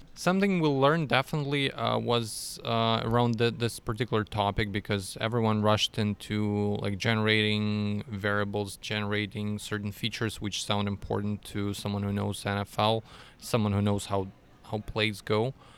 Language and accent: English; Russia; moved away as an adult; now in Austria; originally I'm from Russia